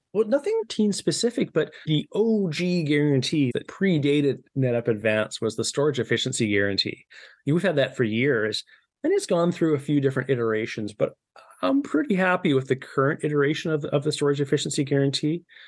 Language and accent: English; Victoria, British Columbia, Canada; my house here in Victoria, B C